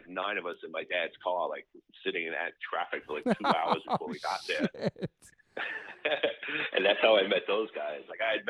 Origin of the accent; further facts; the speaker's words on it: New York City, New York, United States; also born or lived in Long Island; Yeah, I was born in Astoria, actually.